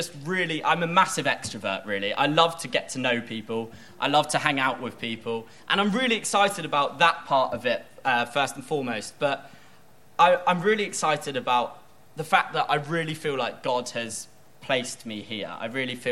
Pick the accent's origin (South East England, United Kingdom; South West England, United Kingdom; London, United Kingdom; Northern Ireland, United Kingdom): South West England, United Kingdom; Bournemouth; moved away as an adult; now in Whitstable, United Kingdom; I'm from Bournemouth, which I call the California of England.